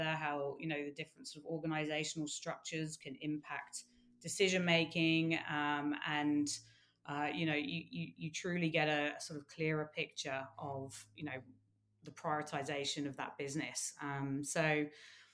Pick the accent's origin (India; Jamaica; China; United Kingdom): United Kingdom; as a Brit